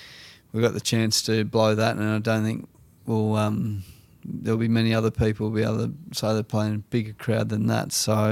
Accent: Australia; So I think for us as Australian cricket team, I think we just really need to focus on what we do really well

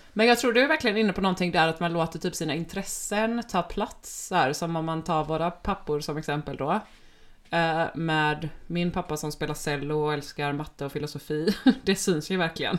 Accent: Gothenburg, Västra Götaland, Sweden; Och vi är båda uppvuxna i Göteborg

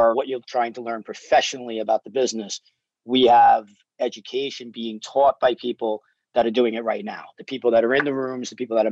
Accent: New York City, New York, United States; now in Los Angeles, United States; I grew up in New York like you did, Brooklyn and Staten Island

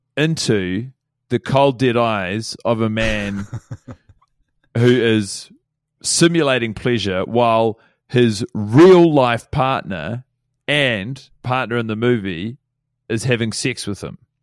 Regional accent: United States; now in New Zealand; I'm an American

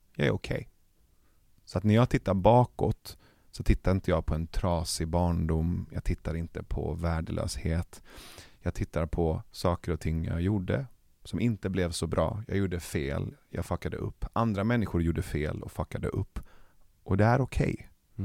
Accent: Iran; now in Sweden; Jag är iranier

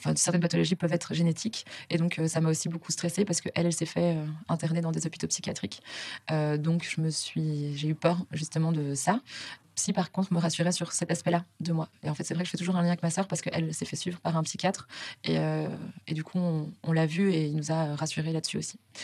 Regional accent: Belgium; moved away as an adult; now in Paris, France; je suis belge

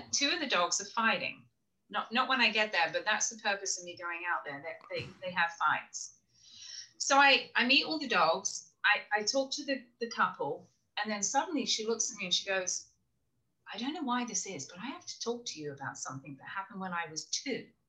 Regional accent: England, United Kingdom; also born or lived in Florida; now in South Carolina, United States; I'm from England originally

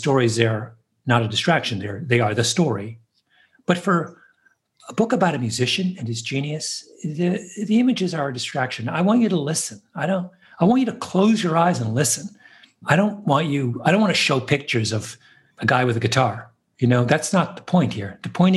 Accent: New York, United States; as a New Yorker

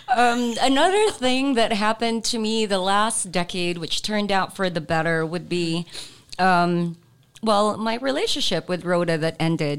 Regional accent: Zamboanga City, Zamboanga Peninsula, Philippines; moved away; I'm from mm-hmm. Zamboanga too. So mm-hmm. we would speak in Chavacano

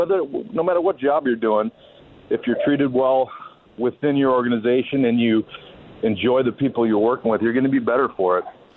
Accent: Detroit, Michigan, United States; growing up in Detroit

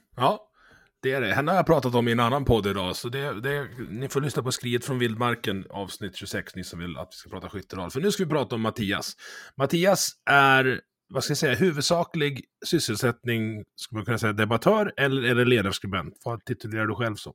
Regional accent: Dalarna County, Sweden; jag är ju från Dalarna

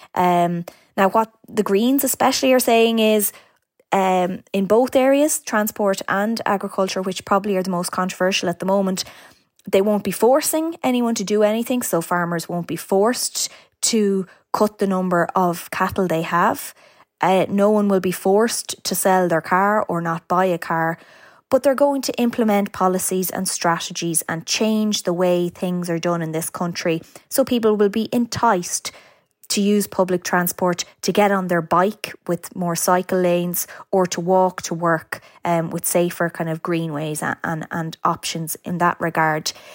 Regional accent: County Meath, Leinster, Ireland; I'm from County Meath myself

